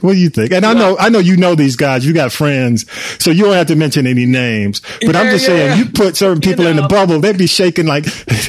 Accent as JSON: {"language": "English", "town": "Atlanta", "region": "Georgia", "country": "United States", "tie": "born or raised there", "said": "because I grew up in Atlanta"}